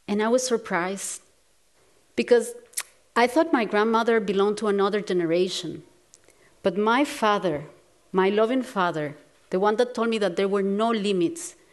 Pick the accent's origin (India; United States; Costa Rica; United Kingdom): Costa Rica; I grew up in Costa Rica, a small, beautiful country in Latin America